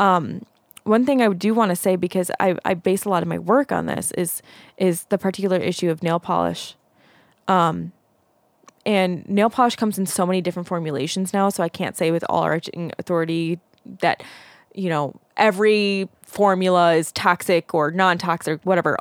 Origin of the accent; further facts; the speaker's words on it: Zion, Illinois, United States; we grew up in Zion, Illinois